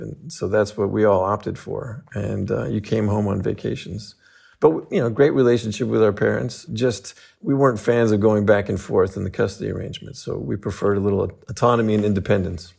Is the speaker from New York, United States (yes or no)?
no; Los Angeles, California, United States; also born or lived in Fresno, California; I was raised in Los Angeles